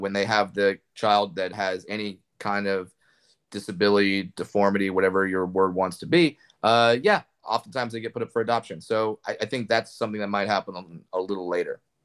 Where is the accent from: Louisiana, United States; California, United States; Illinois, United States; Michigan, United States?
California, United States; Orange County; I grew up in Orange County, California